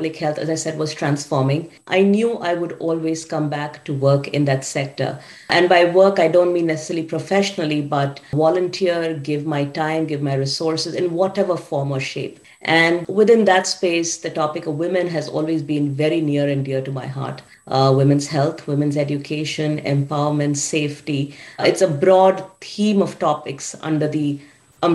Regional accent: Mumbai, Maharashtra, India; moved away as an adult; also born or lived in Pune / Ahmedabad; now in Bay Area, United States; I grew up in Bombay

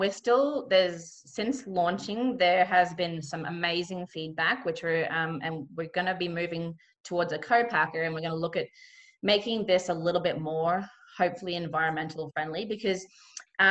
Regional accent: Cairns, Queensland, Australia; where I grew up in Cairns, just kind of north of Cairns, it's a really big macadamia growing region.

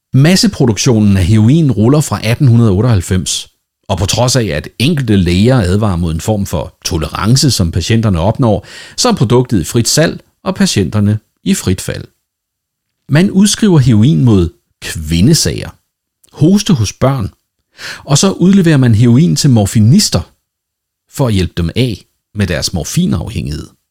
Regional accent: Denmark; Nu er jeg jo dansker, og derfor vældig dansk

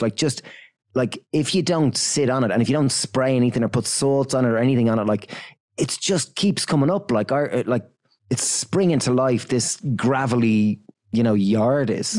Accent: Ireland; we're from Ireland

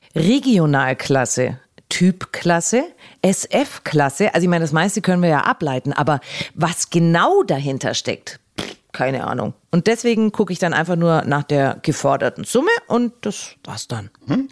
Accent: Augsburg, Bavaria, Germany; meine Heimatstadt Augsburg

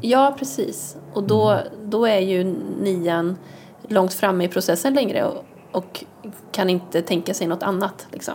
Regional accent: Bohuslän, Västra Götaland, Sweden; Jag är från Bohuslän.

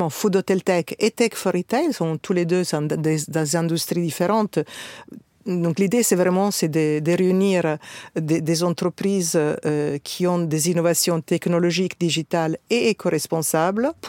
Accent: Italy; also born or lived in North Africa; mais je suis italienne, euh, née en Afrique du Nord, donc avec probablement une culture euh, méditerranéenne plus importante.

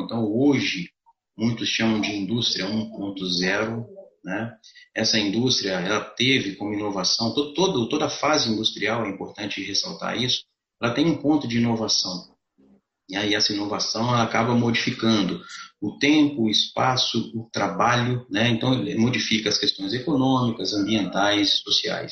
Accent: Juiz de Fora, Minas Gerais, Brazil; eu sou de Juiz de Fora

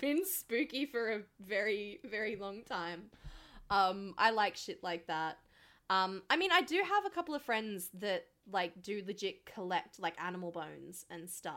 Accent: Blacktown, New South Wales, Australia; we grew up in Black Town

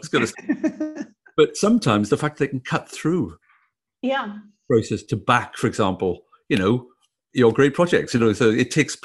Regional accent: Wales, United Kingdom; now in Australia; a Welshman who's not really very Australian at all

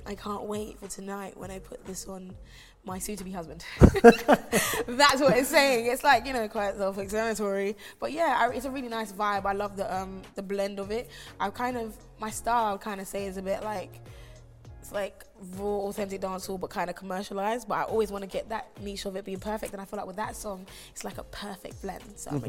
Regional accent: London, United Kingdom; also born or lived in Kingston, Jamaica; But also the fact that I actually came here when I was 5. So I've lived in London for many years, and I'm also a Londoner, you know

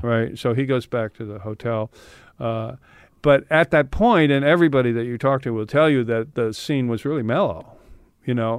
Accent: San Francisco, California, United States; moved away as an adult; also born or lived in England; I grew up in San Francisco

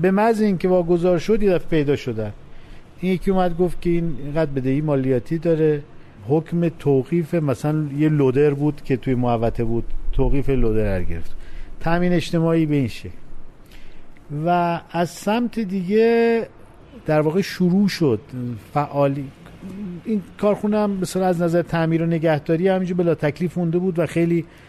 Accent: Khorramabad, Lorestan, Iran; moved away as an adult; also born or lived in Tehran; تمام دوران تحصیلات ابتدایی راهنمایی و دبیرستان هم, هم در همون استان لرستان و در شهر خرم آباد بود

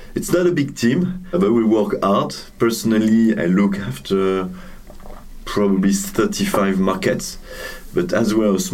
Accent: Lille, Hauts-de-France, France; moved away as an adult; now in Reims, France; I was born in Lille

